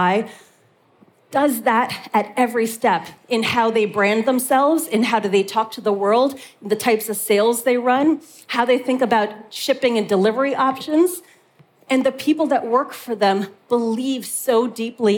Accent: Canada; moved away as an adult; now in Europe; being a Canadian who moved to Europe in order to build an organization

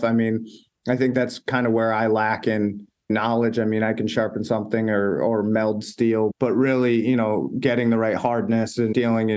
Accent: Maine, United States; being from Maine

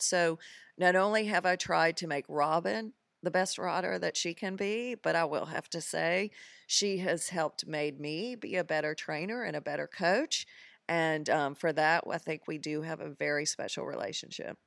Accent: Greensboro, North Carolina, United States; moved away as an adult; now in Bermuda; I am originally from Greensboro, North Carolina

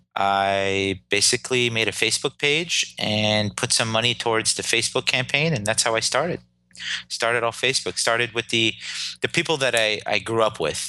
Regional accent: Clifton, New Jersey, United States; I was born and raised in Clifton, New Jersey

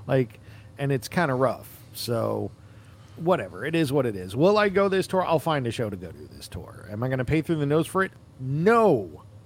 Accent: New York, United States; moved away; I'm from New York originally

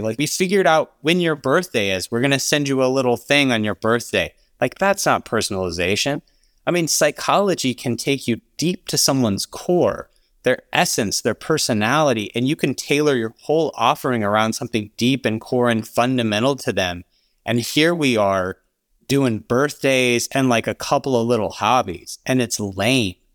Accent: Alabama, United States; I grew up in Alabama

